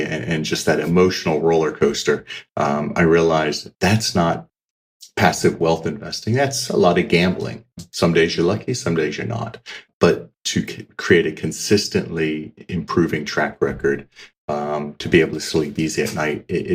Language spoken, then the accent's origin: English; United States; moved away as an adult; also born or lived in Australia; now in Switzerland; as you may hear from the accent, I grew up in the States. I am an American.